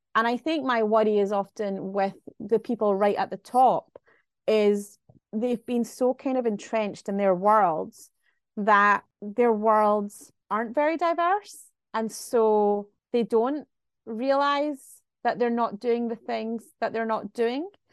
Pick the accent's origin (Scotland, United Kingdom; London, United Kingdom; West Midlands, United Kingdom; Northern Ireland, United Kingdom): Scotland, United Kingdom; Glasgow; I'm from Glasgow